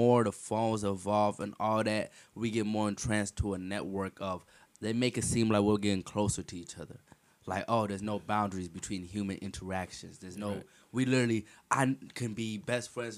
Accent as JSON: {"language": "English", "country": "Ethiopia", "tie": "born or raised there", "moved": "yes", "said": "I grew up in Ethiopia."}